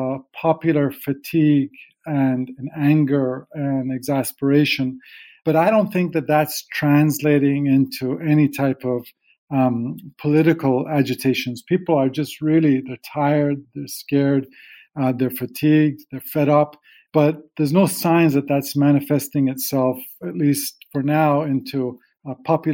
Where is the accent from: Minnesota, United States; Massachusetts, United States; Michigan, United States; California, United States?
Michigan, United States; moved away; I have the last 2 months been back at home where I grew up in Michigan